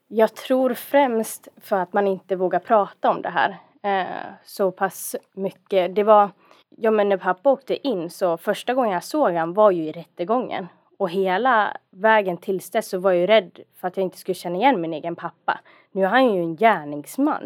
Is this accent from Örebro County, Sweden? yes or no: no; Dalarna County, Sweden; accent: dalmål; moved away; also born or lived in Stockholm; jag är en dalkulla från början